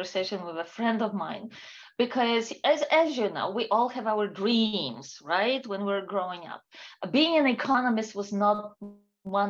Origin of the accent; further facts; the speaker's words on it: Warsaw, Masovian Voivodeship, Poland; moved away as an adult; I was born and raised in Poland. Most of my life I spent in Warsaw, which is a capital city for Poland.